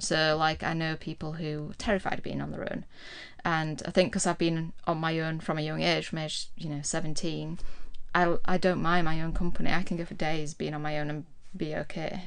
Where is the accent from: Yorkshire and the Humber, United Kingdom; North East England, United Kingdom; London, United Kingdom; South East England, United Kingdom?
Yorkshire and the Humber, United Kingdom; Huddersfield; moved away as an adult; also born or lived in Plymouth; I was from Huddersfield